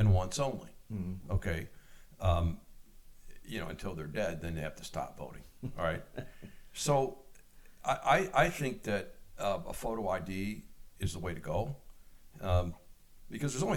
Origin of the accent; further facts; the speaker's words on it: Michigan, United States; my hometown in Michigan